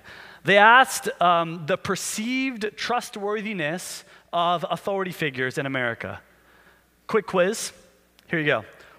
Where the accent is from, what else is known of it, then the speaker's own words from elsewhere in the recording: United States; as an American